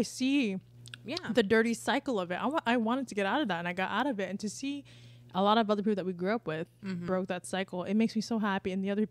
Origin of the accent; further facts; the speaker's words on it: Palm River, Florida, United States; where we came from Palm River?